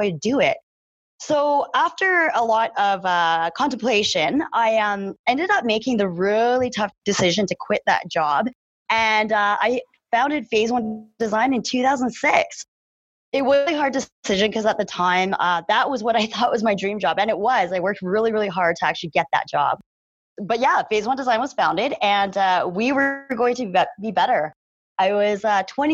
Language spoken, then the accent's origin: English; Calgary, Alberta, Canada; I am born and raised in Calgary, Alberta